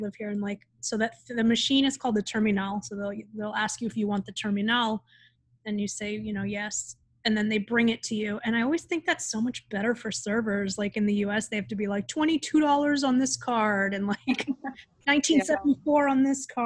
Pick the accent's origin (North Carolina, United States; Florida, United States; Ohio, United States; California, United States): Florida, United States; Miami; I'm from Miami, so I've been living in like a Latin time frame for a while.